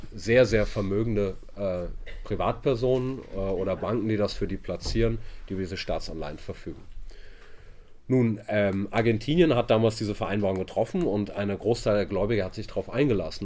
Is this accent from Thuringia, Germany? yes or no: no; Hamburg, Germany; also born or lived in Italy; da bin ich aus Hamburg